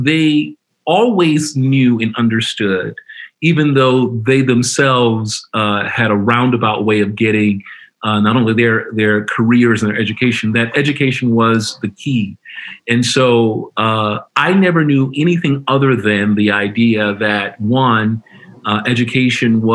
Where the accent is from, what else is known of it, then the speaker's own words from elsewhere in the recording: Indianola, Mississippi, United States; I was born in Indianola, Mississippi, which is in the heart of the Delta region of Mississippi